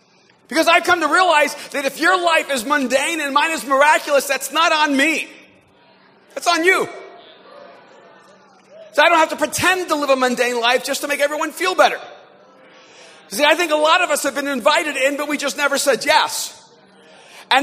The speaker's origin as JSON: {"language": "English", "country": "El Salvador", "moved": "yes", "lives_now": "Los Angeles, United States", "said": "I'm an immigrant from El Salvador to the United States"}